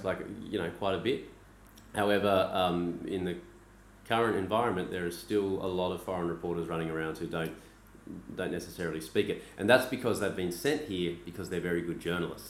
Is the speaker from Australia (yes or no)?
yes; Australia; moved away as an adult; now in Beijing, China; I'm Australian